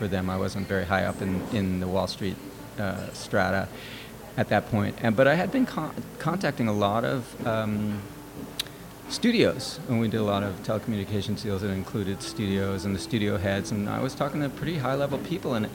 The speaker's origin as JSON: {"language": "English", "town": "New York City", "region": "New York", "country": "United States", "tie": "born or raised there", "also_born_or_lived": "California", "moved": "as an adult", "lives_now": "New York City, United States", "said": "I actually was born and raised in New York."}